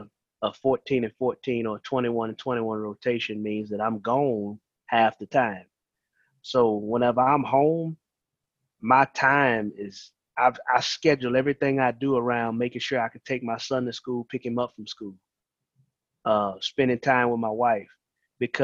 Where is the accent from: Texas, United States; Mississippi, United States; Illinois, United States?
Mississippi, United States; Columbia; also born or lived in Marrero, Louisiana; now in Sumrall, United States; I'm originally from Marrero, Louisiana, but my family moved to Mississippi, Columbia, whenever I was 6 years old. So I've been staying there